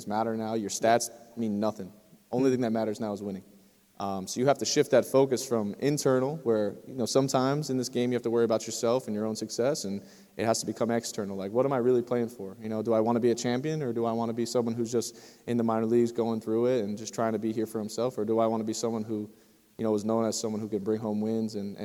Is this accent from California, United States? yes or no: no; New Jersey, United States; moved away as an adult; also born or lived in North Carolina; I'm from New Jersey, so I'm not too far away from here